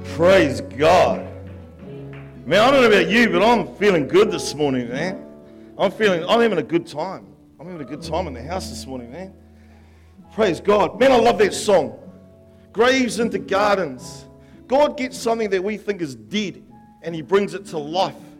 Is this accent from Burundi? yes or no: no; Upper Hutt, Wellington, New Zealand; I grew up in Upper Hutt, me and my brother, and there was a river out the back